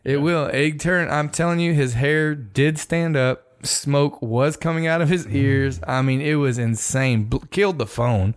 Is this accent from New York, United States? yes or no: no; Michigan City, Indiana, United States; now in Texas, United States; I was born in Michigan City, Indiana